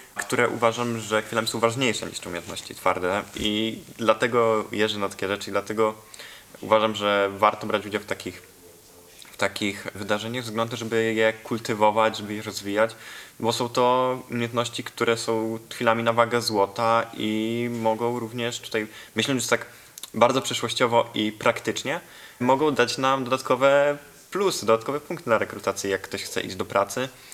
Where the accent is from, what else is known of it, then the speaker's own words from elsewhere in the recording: Mielec, Subcarpathian Voivodeship, Poland; also born or lived in Warsaw; ja pochodzę z Mielca, tam mieszkam połowę tygodnia, drugą połowę tygodnia jestem w Warszawie, bo tam studiuję